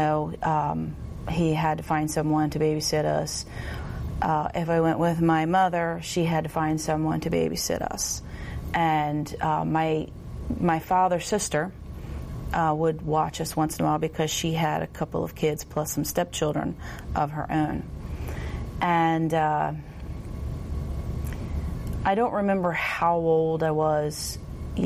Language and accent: English; Millville, United States; I am from Millville, and no, I was not born into a Christian home